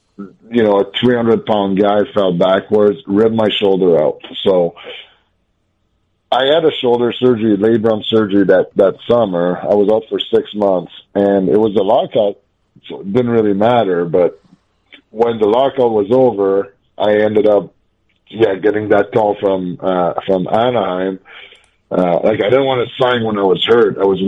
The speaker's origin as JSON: {"language": "English", "region": "Quebec", "country": "Canada", "tie": "born or raised there", "said": "I wish so bad that I was going to sign in Montreal, right? Like, that was, you know, I grew up in Quebec."}